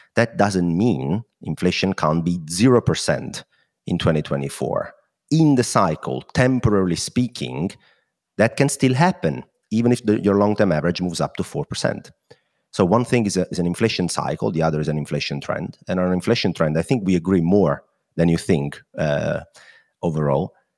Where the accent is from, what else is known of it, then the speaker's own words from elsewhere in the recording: Italy; accent: Italian; my Italian accent